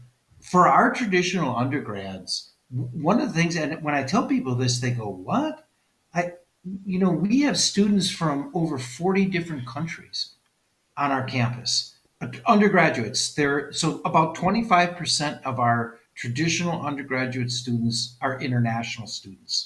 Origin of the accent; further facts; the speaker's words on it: West Allis, Wisconsin, United States; also born or lived in Wauwatosa; I was born and raised in West Allis